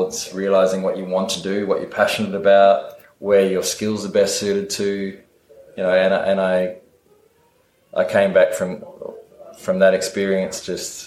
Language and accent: English; Adelaide, South Australia, Australia; moved away as an adult; I'm originally from Adelaide in South Australia.